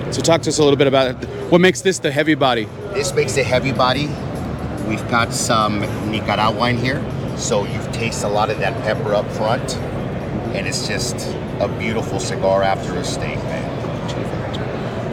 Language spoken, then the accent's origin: English; California, United States; We're from California. We're a couple of guys from California